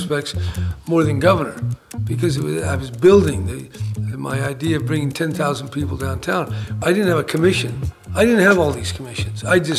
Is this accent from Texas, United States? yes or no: no; San Francisco, California, United States; As I experienced growing up in San Francisco in the 40s and the 50s